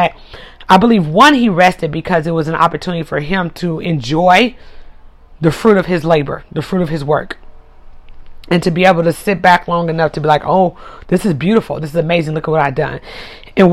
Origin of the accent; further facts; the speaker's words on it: United States; I'm in America, I'm American